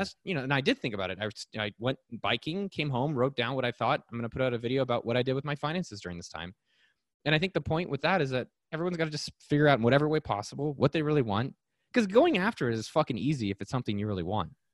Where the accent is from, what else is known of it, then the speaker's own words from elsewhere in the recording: Silicon Valley, California, United States; I was born in Silicon Valley